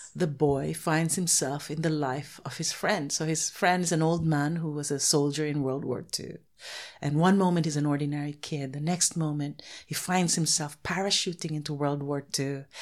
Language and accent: English; Philippines; I'm from the Philippines, I can only write Filipino characters